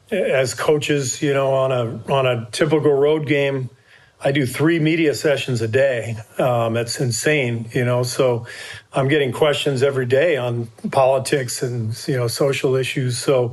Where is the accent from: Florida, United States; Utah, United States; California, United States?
California, United States; Los Angeles; I've been playing with Black teammates and friends since I was, you know, in junior high, growing up in Los Angeles in integrated schools.